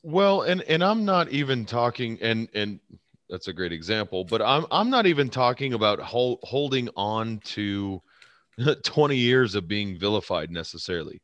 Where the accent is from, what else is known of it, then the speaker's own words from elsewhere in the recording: United States; as an American citizen. As an American